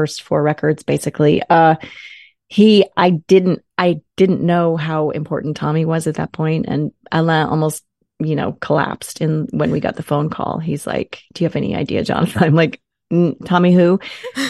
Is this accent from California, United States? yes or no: no; Boston, Massachusetts, United States; I'm from Boston, grew up there, went to school there